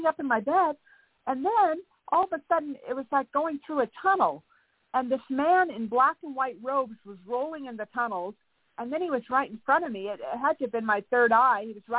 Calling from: Santa Barbara, California, United States; I'm in Santa Barbara, California.

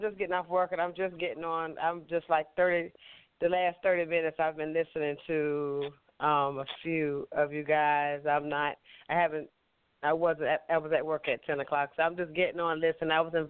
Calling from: South Carolina, United States; {S15} Yes. {S4} I'm from South Carolina.

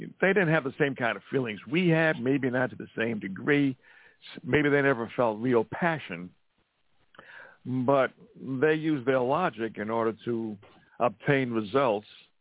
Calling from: Montana, United States; I'm calling from Montana.

